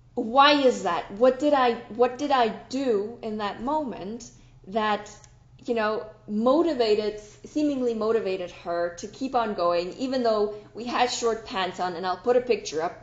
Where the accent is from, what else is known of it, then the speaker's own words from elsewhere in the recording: Switzerland; I am from Switzerland, right? But we are in Zurich